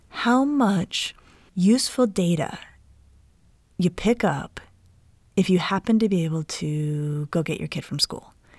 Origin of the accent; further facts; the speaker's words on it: Denver, Colorado, United States; Denver, where I grew up